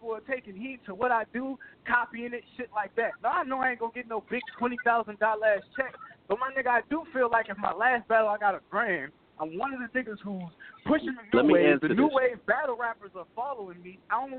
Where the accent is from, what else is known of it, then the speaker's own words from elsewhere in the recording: Richmond, Virginia, United States; I'm from Richmond, Virginia, a place that battle rap ain't never fucking been.